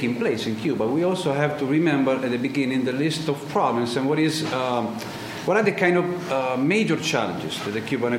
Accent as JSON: {"language": "English", "country": "Italy", "tie": "born or raised there", "second_language": "English", "said": "I was born in Italy, born and raised"}